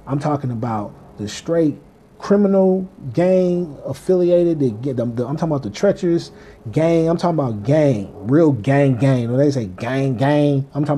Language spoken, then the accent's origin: English; Kansas City, Missouri, United States; moved away; I'm from Kansas City, Missouri